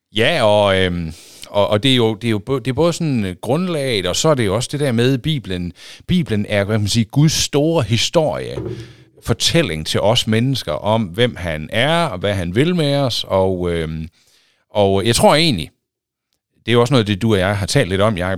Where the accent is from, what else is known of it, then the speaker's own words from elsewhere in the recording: Aulum, Central Denmark Region, Denmark; moved away as an adult; also born or lived in Tarm / Thisted / Aarhus; now in Holstebro, Denmark; Jeg er opvokset i Aulum.